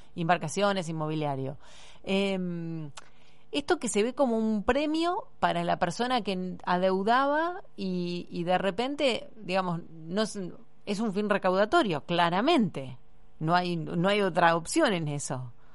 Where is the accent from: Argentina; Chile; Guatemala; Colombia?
Argentina; como somos los argentinos